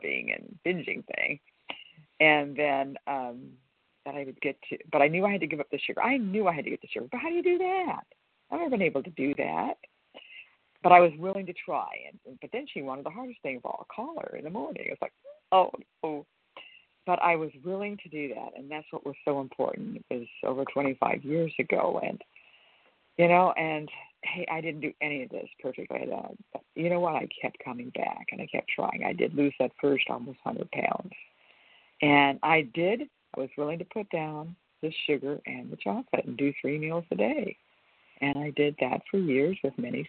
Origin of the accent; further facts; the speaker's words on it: California, United States; I'm from California